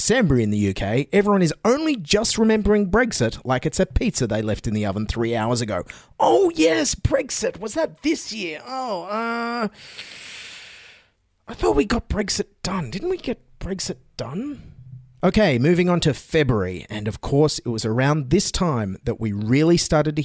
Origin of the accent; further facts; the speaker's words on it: Cobargo, New South Wales, Australia; the town I grew up in on the New South Wales South Coast, Cobargo